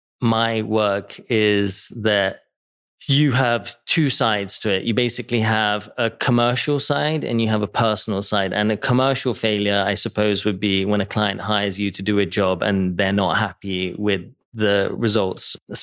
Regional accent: England, United Kingdom; moved away as an adult; also born or lived in New York; now in Los Angeles, United States; Because I grew up in England and it was rainy and miserable.

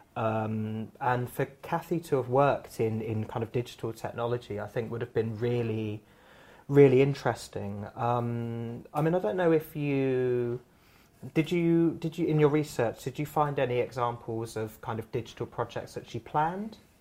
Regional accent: Surrey, South East England, United Kingdom; I grew up in Surrey

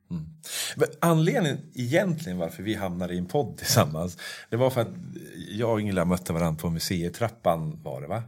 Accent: Norrsunda, Stockholm County, Sweden; jag var uppvuxen i Norrsunda

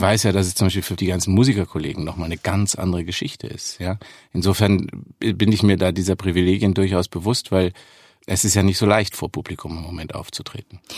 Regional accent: Munich, Bavaria, Germany; ich komme aus München, auch wenn man das nicht so deutlich hört

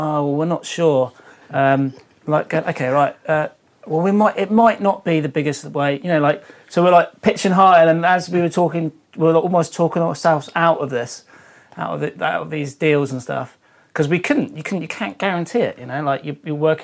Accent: Devon, South West England, United Kingdom; I was unsponsored surfer from Devon

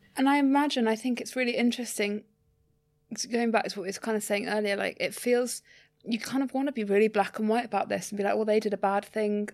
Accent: London, United Kingdom; as a Londoner

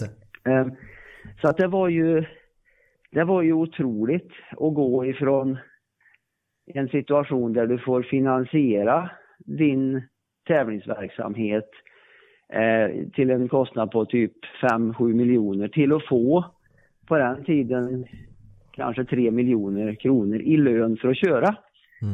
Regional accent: Värmland, Sweden; Jag kommer ju från Värmland

